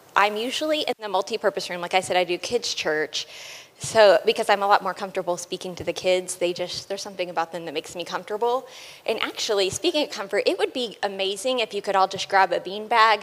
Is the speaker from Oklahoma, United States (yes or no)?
yes; Oklahoma, United States; I was born and raised in Oklahoma.